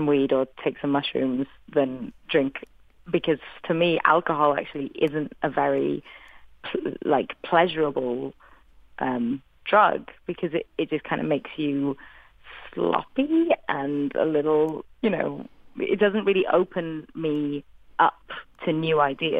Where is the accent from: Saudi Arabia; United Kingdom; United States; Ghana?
United Kingdom; Wales; first language English; moved away; I'm a Welsh woman